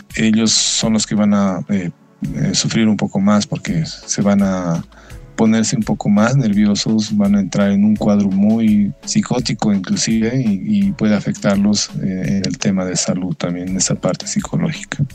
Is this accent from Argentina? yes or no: no; Bolivia; nos hemos ido educando como sociedad boliviana